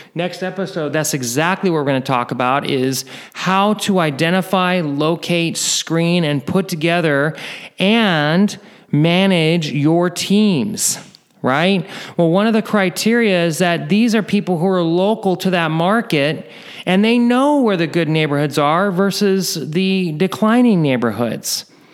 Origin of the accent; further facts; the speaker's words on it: near Oakland, Northern California, United States; I'm originally from Northern California, not too far from Oakland